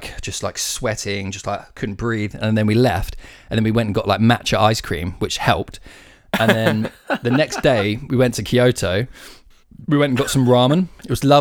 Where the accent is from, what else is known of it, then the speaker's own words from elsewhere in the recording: United Kingdom; being like British